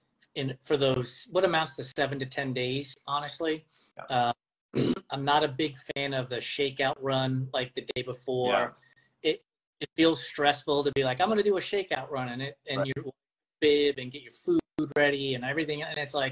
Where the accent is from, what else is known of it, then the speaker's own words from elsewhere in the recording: East Coast, New York, United States; moved away; I grew up on the East Coast, New York